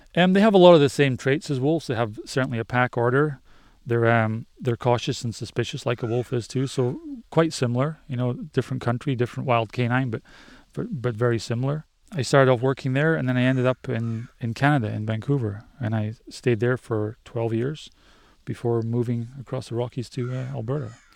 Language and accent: English; Scottish Highlands, Scotland, United Kingdom; I grew up in Scotland, up in the Highlands, in the middle of nowhere.